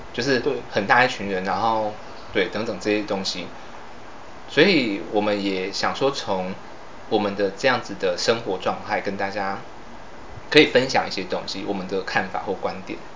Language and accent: Chinese; southern Taiwan, Taiwan; 我们是那个来自台湾的最南端嗯啊，我们是南部的那个阳光女儿